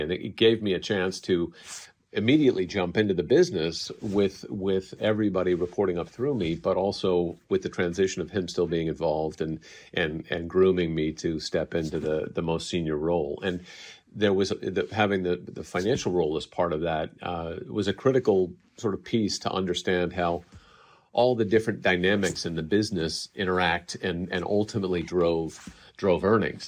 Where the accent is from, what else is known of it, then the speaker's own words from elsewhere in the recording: Bay Area, California, United States; also born or lived in Japan; growing up in the Bay Area